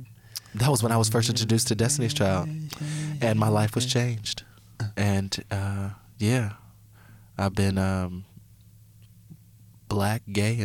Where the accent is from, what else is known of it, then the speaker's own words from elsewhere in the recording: Indiana, United States; Since I'm from Indiana, I'm a Hoosier.